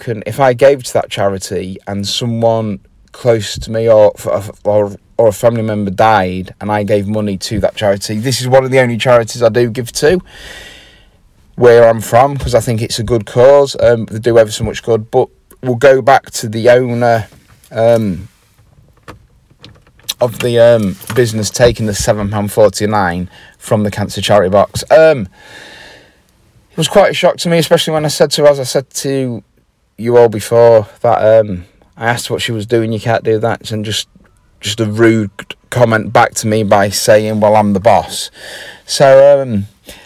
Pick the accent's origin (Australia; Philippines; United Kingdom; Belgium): United Kingdom; Grimsby, Yorkshire and the Humber; I am from Grimsby